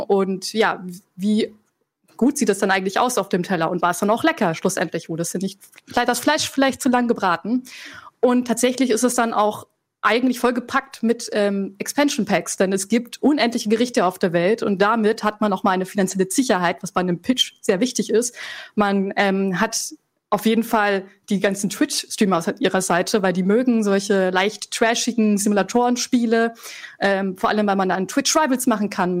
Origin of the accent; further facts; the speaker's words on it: Franconia, Bavaria, Germany; Ich bin aus Franken